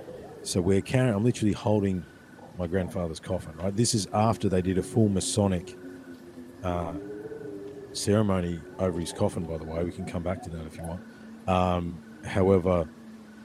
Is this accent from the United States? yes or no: no; Ballarat, Victoria, Australia; there was a track that used to run beside the creek where I grew up in Brown Hill